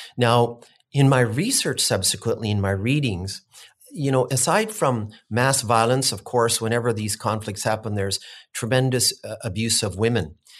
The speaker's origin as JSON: {"language": "English", "town": "Williams Lake", "region": "British Columbia", "country": "Canada", "tie": "born or raised there", "said": "being able to be born here and raised here"}